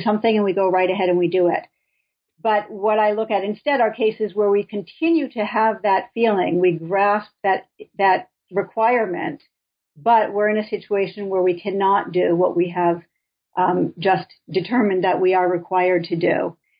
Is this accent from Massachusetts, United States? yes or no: yes; Boston, Massachusetts, United States; moved away as an adult; also born or lived in Minnesota; now in Binghamton, United States; I'm from the Boston area